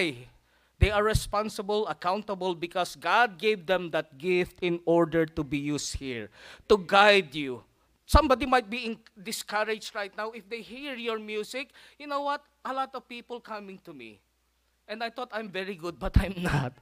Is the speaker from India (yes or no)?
no; Philippines; now in United States; I'm a Filipino redneck